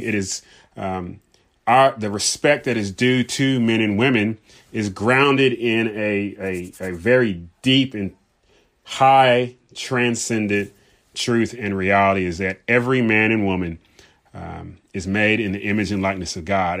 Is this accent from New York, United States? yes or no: no; Southern California, United States; I grew up in Southern California.